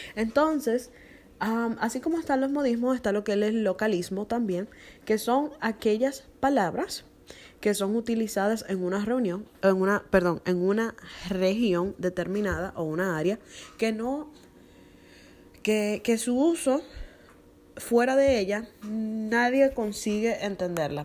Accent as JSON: {"language": "Spanish", "country": "Dominican Republic", "said": "en mi país, que es la República Dominicana, se usa mucho la palabra chapa"}